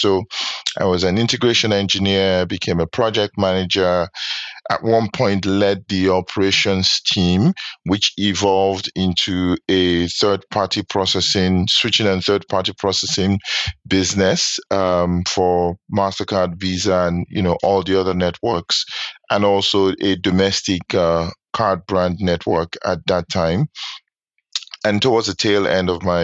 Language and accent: English; Nigeria; moved away as an adult; now in New York, United States; I'm Nigerian, born and raised. Undergrad was in Nigeria, so I went to college in Nigeria.